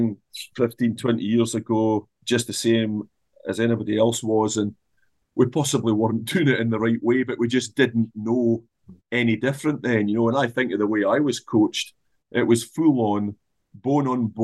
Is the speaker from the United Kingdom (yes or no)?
yes; Scotland, United Kingdom; if I'm looking at Scotland, we're Scottish, right? We've got a Scottish culture.